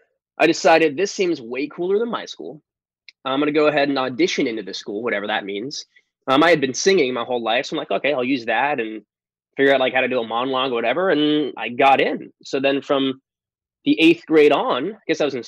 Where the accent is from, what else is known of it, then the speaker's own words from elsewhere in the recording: San Diego, California, United States; also born or lived in New York; I was born in New York, but I moved to San Diego when I was a young buck, like 6 years old. So I'm really from the West Coast